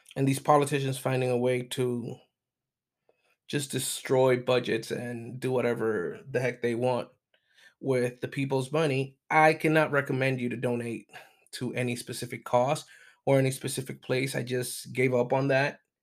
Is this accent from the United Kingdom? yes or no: no; Puerto Rico; also born or lived in mainland United States; now in United States; I am from Puerto Rico. I do live in mainland United States